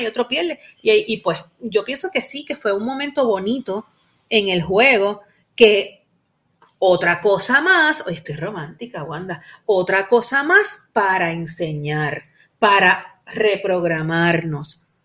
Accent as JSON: {"language": "Spanish", "country": "Puerto Rico", "said": "como decimos aquí en Puerto Rico"}